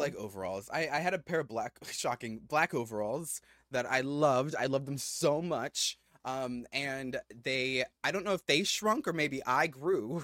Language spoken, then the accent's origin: English; Philippines; we're both Filipino